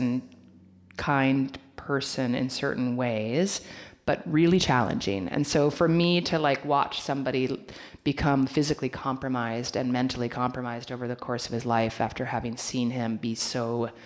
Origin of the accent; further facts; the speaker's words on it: Oregon, United States; moved away as an adult; also born or lived in New York; now in Los Angeles, United States; I was raised in Oregon.